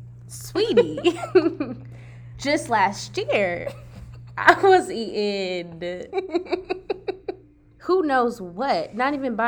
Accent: the South, United States; we are from the South

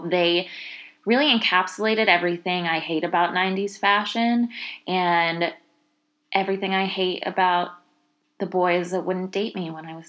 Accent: East Coast, United States; I grew up on the East Coast

